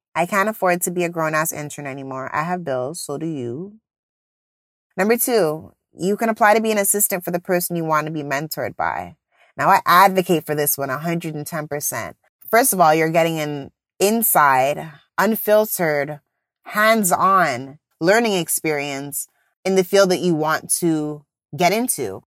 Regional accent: Jamaica; I'm Jamaican

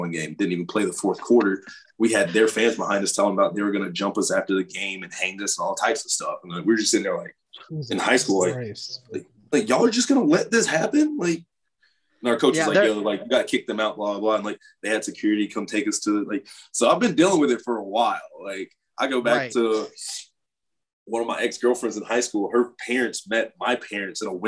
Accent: South Carolina, United States; I grew up in the South Carolina

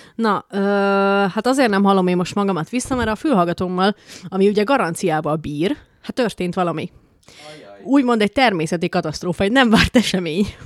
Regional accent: Békés, Hungary; nekem békésiként

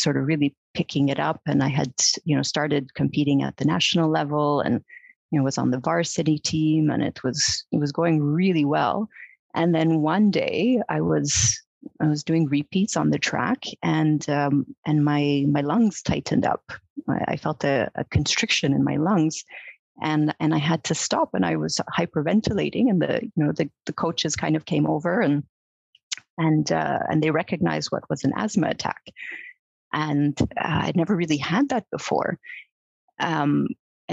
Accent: Montreal, Quebec, Canada; moved away; I'm originally from Montreal. I grew up in Montreal.

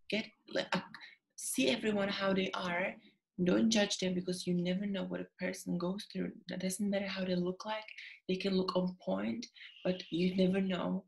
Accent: Czechia; English is a second language; moved away as an adult; also born or lived in Sydney, Australia; now in London, United Kingdom; as you can hear, I've got an accent. So basically, I was born in Czechia or Czech Republic. And when I was 18, I moved to Sydney for 3 years.

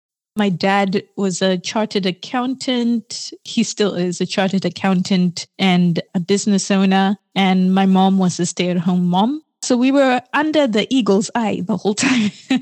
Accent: Harare, Zimbabwe; moved away as an adult; I was born in Zimbabwe, in Harare. I grew up there until I was about 19.

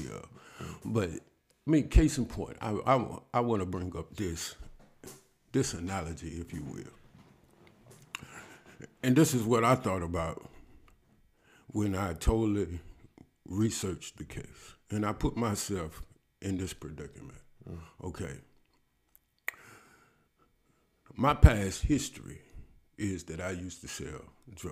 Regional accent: Alabama, United States; I am from Alabama

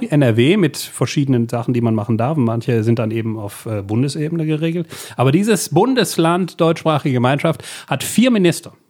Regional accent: Belgium; ich bin Belgier

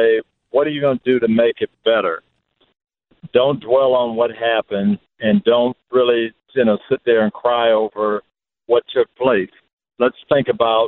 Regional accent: Tampa, Florida, United States; here in my hometown of Tampa

